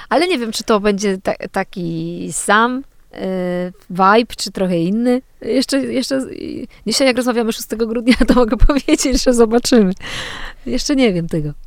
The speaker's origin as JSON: {"language": "Polish", "country": "Poland", "also_born_or_lived": "Kraków", "moved": "as an adult", "said": "pochodzę z tej małej miejscowości"}